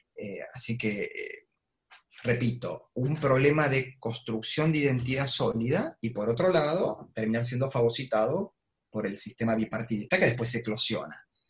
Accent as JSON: {"language": "Spanish", "town": "Avellaneda", "region": "Buenos Aires Province", "country": "Argentina", "tie": "born or raised there", "said": "centros de estudiantes de Avellaneda, en mi ciudad natal, en la provincia de Buenos Aires"}